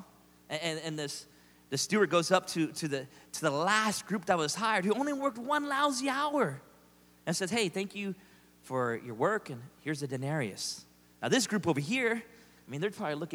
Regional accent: United States; I'm an American

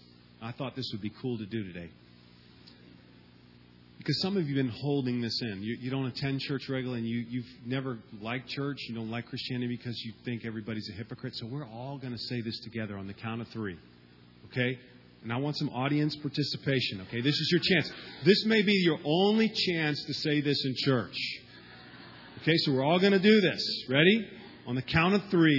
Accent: Southeast, United States; my whole family migrated from Cuba in 1959, and then I was born, and I grew up in a small southern town

